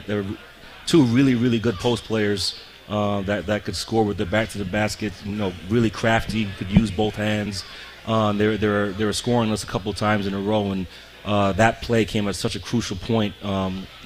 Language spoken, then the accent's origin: English; Montreal, Quebec, Canada; moved away as an adult; also born or lived in Michigan / Vermont; now in Richmond, United States; born and raised in Montreal, Quebec